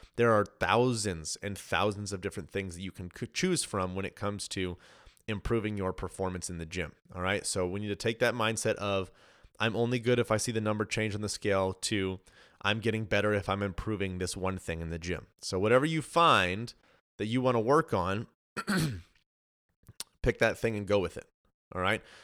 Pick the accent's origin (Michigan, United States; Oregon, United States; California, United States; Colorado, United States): Colorado, United States; moved away as an adult; now in Texas, United States; so originally I'm from Colorado. My wife and I just moved to Texas.